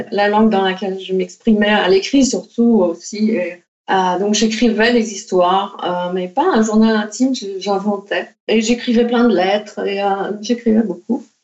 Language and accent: French; Paris, Île-de-France, France; moved away as an adult; also born or lived in Netherlands; J'ai fait cette école d'art aux Pays-Bas et le... bon, je venais de Paris, mais ma famille était encore en France.